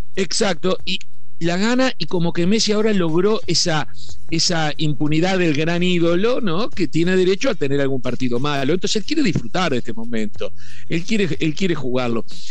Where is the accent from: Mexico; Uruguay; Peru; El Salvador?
Uruguay; estaremos mal rumbeados también los uruguayos